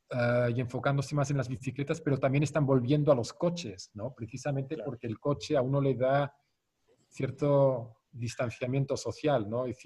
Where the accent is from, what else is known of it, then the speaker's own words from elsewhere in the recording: Zurich, Switzerland; Spanish is a second language; Yo me crié en Zurichberg, que está a 200 metros más alto que el centro de la ciudad de Zurich